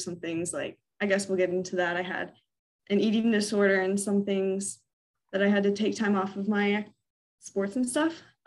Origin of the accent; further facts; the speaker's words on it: Virginia, United States; also born or lived in Orlando, Florida; We moved from Florida when I was eight up to Virginia, and we've been here ever since.